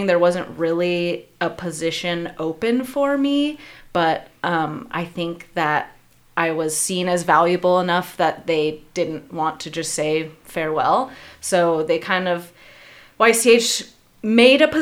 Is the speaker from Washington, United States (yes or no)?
yes; Yakima Valley, Washington, United States; I too was born and raised in the Yakima Valley.